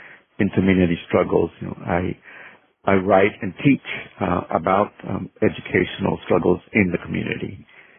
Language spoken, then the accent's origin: English; Corpus Christi, Texas, United States; also born or lived in California; now in Houston, United States; I was born in Corpus Christi, Texas, which is in South Texas